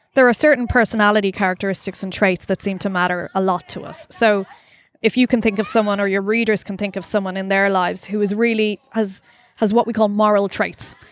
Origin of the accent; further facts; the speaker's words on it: Ireland; accent: Irish; now in London, United Kingdom; I'm Irish, as you can probably tell